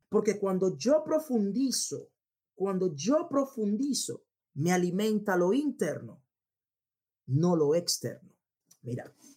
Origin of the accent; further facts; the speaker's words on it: Dominican Republic; República Dominicana, donde yo de donde yo vengo, de donde yo vengo